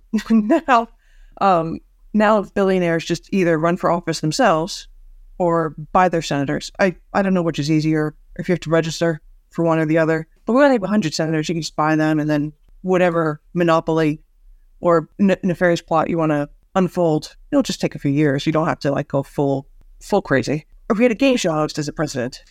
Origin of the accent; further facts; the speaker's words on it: United States; As an American